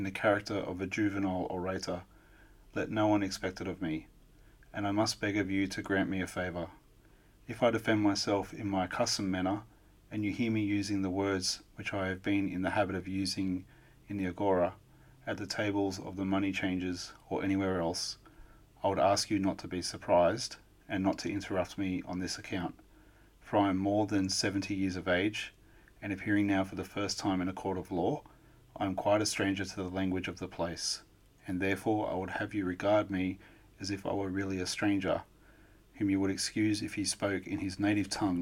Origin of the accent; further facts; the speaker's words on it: Australia; I don't have any accent at all, being an Australian